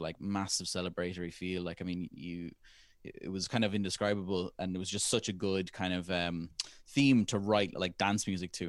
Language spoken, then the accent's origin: English; Ireland; our generation as Irish people